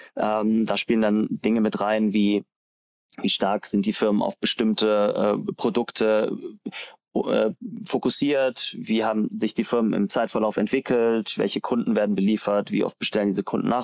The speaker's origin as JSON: {"language": "German", "town": "Ulm", "region": "Baden-Württemberg", "country": "Germany", "also_born_or_lived": "Darmstadt", "said": "ich komme aus Ulm"}